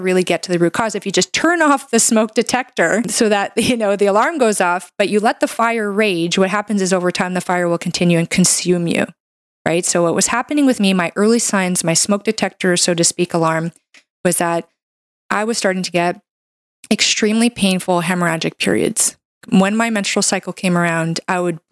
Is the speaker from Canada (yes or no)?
yes; Canada; I'm a Canadian medical doctor